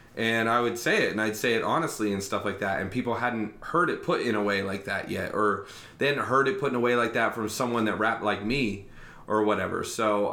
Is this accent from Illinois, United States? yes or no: no; Lancaster, Ohio, United States; now in Bexley, United States; I grew up in Lancaster, Ohio